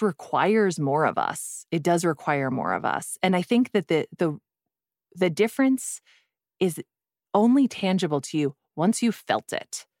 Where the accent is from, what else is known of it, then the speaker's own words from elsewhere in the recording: Midwest, United States; I'm also from the Midwest. We are a thrifty people